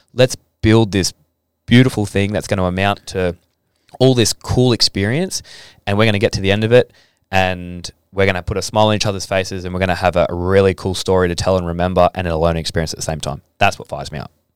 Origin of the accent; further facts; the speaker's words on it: Adelaide, South Australia, Australia; now in Gold Coast, Australia; I came from Adelaide, and Adelaide's not a rugby league state